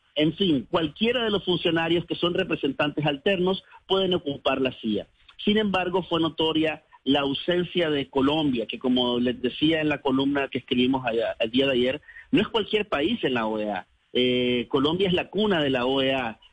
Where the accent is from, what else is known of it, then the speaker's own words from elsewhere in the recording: Nicaragua; moved away as an adult; mi país